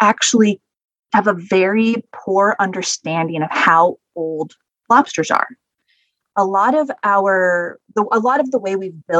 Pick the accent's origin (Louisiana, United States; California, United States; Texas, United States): California, United States; Northern; I grew up in Northern California, fishing, you know, getting abalone.